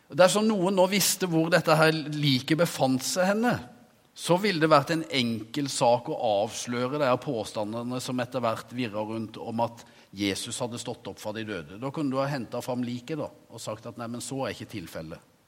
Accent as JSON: {"language": "Norwegian", "country": "Norway", "tie": "born or raised there", "said": "jeg som ung gutt en gang forvilla meg inn på kjøkkenet på forsamlingshuset hjemme på Veversøy"}